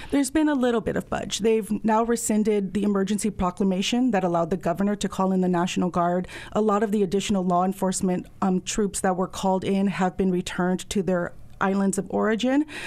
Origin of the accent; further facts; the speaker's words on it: Hawaii, United States; as a Hawaiian community